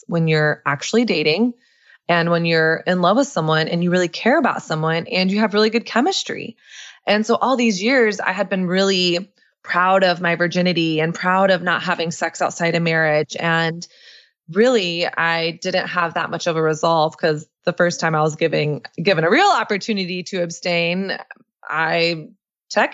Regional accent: the South, Texas, United States; moved away as an adult; also born or lived in New York; me growing up in Southern conservative evangelical culture

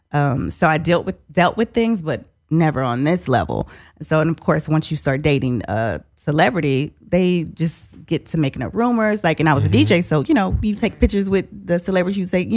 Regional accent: Shreveport, Louisiana, United States; my hometown, Shreveport, Louisiana

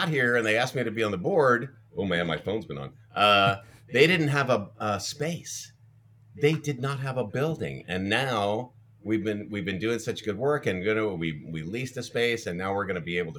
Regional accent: Ferndale, Washington, United States; moved away; also born or lived in Los Angeles; But I'm from a small town. I grew up in Ferndale, Washington, and that had like 4,400 people

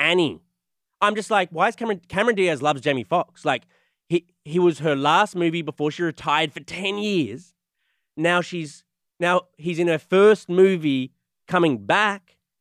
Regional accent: Australia; moved away; I'm Australian

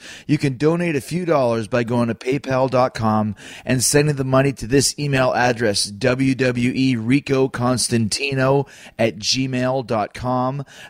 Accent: Long Island, New York, United States; I was born in Long Island.

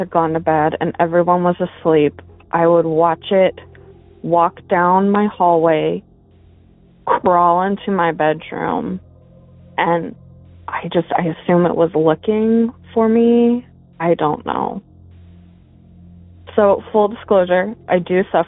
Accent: Arizona, United States; I grew up in Arizona.

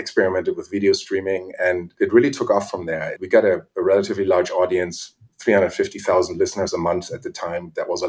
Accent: Germany; accent: German; English is a second language; moved away as an adult; I was born in Germany and went to art school there

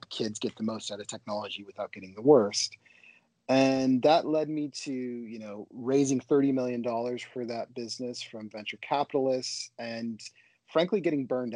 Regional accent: Portland, Oregon, United States; born and raised in Portland, Oregon

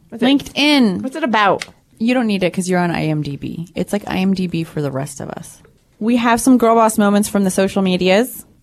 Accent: New York, United States; also born or lived in London / Hong Kong; I was born in New York. I was born in Manhattan.

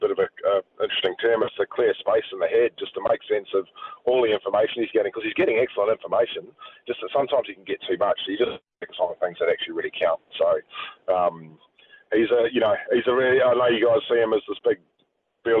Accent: New Zealand; moved away as an adult; now in New South Wales, Australia; I've got the silver fern tattooed on my chest, and I'm a New Zealander

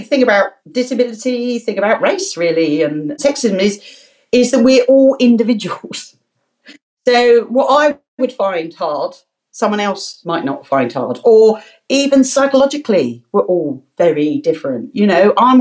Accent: London, United Kingdom; accent: Cockney; I am proud to say I'm a Bow Bell Cockney. I was born in London, and my whole family born in London.

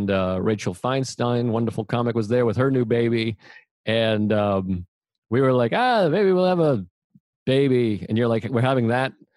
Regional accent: Boston, Massachusetts, United States; I'm from Boston

